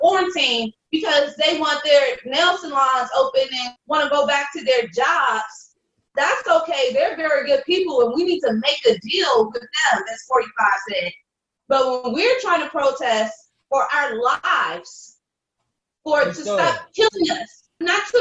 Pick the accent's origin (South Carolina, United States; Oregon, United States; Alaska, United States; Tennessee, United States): South Carolina, United States; We got a saying in my family, don't take the gun off the shelf unless you plan to use it. Because we're from South Carolina.